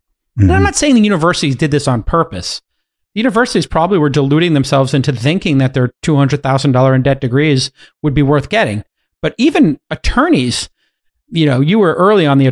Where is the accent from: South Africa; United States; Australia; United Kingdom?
United States; New York City, New York; I'm from Bay Ridge